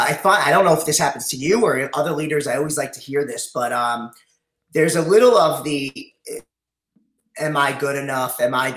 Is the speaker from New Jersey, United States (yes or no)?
no; North Massapequa, New York, United States; Yep. North Massapequa, moved around a lot. We had a big family